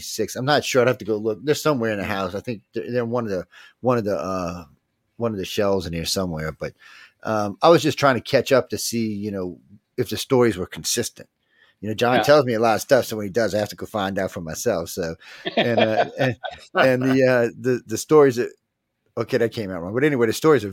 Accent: New Orleans, Louisiana, United States; I'm from New Orleans.

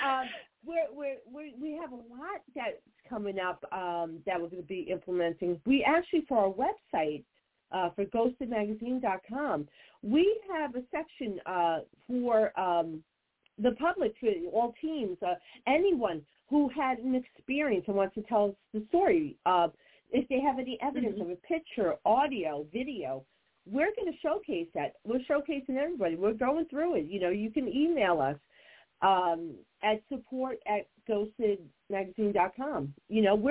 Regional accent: New Jersey, United States; I'm from Jersey and I'm Italian

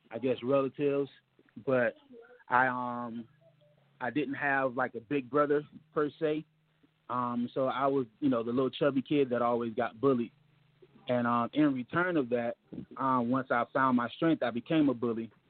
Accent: Mississippi, United States; I grew up down in Mississippi, man.

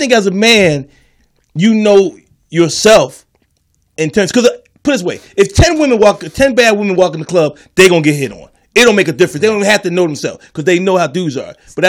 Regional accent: Philadelphia, Pennsylvania, United States; now in Los Angeles, United States; When I grew up in Philly

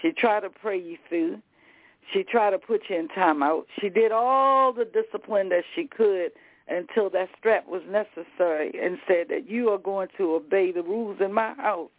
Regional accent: the South, United States; I'm from the South.

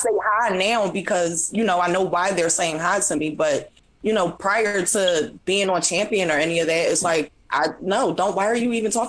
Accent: Philadelphia, Pennsylvania, United States; I'm from Philly, man.

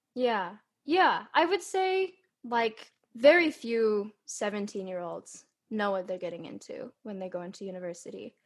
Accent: California, United States; I was born and raised in California

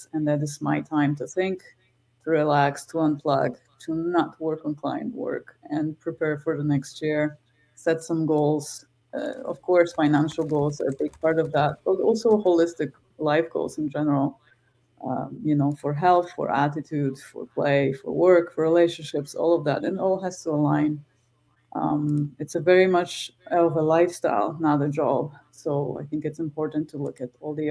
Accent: Krakow, Lesser Poland, Poland; moved away as an adult; now in Canada; I'm from Krakow

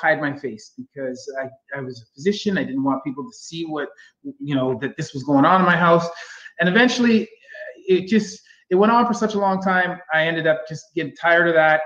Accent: Kitchener, Ontario, Canada; moved away as an adult; now in Ottawa, Canada; I was born and raised in Kitchener

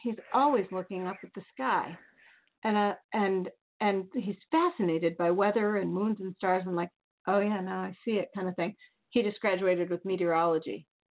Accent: Bettendorf, Iowa, United States; I'm from the Quad Cities, a couple hours away from Chicago

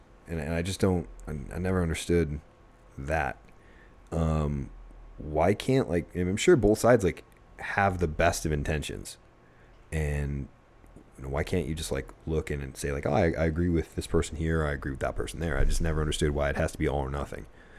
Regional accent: Buffalo, New York, United States; now in Arizona, United States; I did. New York, so I was rooting for the Sabres. Yeah, I don't know. Since I've lived in Arizona, though, I do root for, you know, Arizona teams.

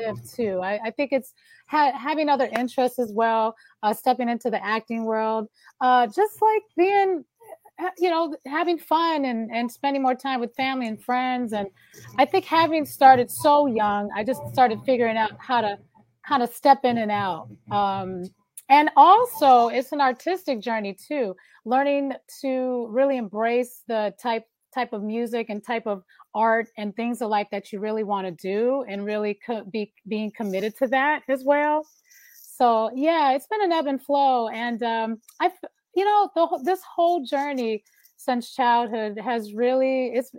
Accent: Detroit, Michigan, United States; I'm from Detroit. Born and raised

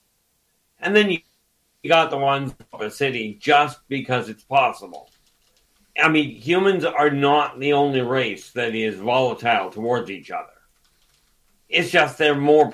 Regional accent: Canada; Dave and I are Canadian.

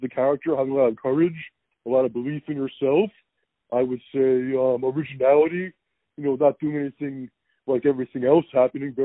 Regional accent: Philadelphia, Pennsylvania, United States; I'm from Philadelphia. That's where I represent Philadelphia

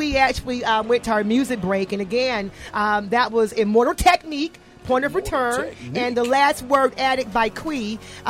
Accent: Atlanta, Georgia, United States; I'm actually from Atlanta.

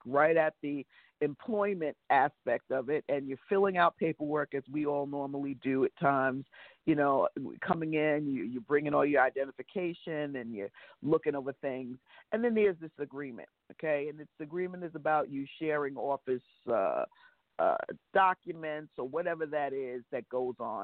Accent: New York, United States; I'm a New Yorker

